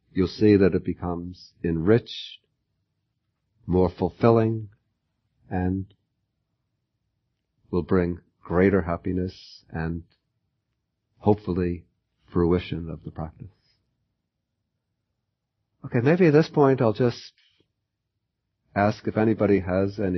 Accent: United States; I'm an American

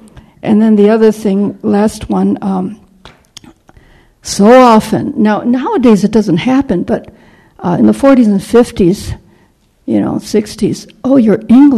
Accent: Milwaukee, Wisconsin, United States; being Asian, growing up in Milwaukee, where there's very few Chinese at the time in the 40s

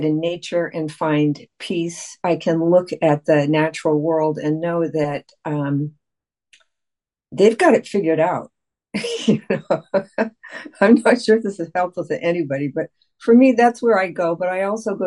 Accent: United States; I've spent most of my life as an American person

